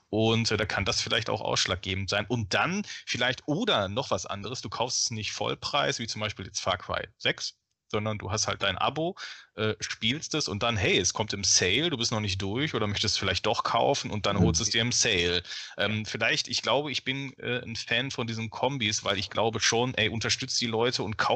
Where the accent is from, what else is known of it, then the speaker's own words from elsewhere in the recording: Ruhr area, North Rhine-Westphalia, Germany; ich komme aus dem Ruhrgebiet